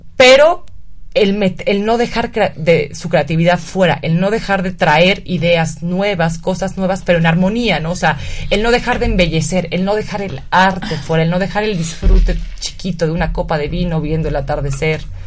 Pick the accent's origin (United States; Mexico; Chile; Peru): Mexico; nuestro país